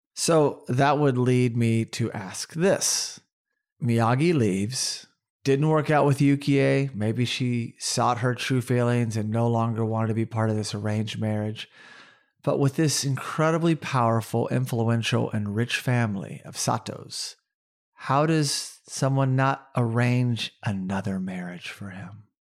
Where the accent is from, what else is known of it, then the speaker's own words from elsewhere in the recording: Oklahoma, United States; also born or lived in Tulsa, Oklahoma; growing up in Oklahoma, we dealt with tornadoes